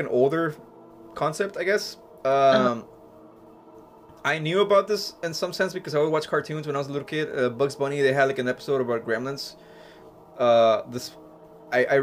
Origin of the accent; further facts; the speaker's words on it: Mexico; now in United States; Growing up in Mexico